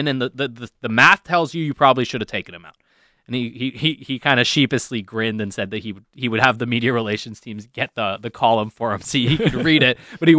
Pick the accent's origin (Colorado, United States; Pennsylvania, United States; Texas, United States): Texas, United States; You know, I'm a Southern guy. I'm a Texan guy.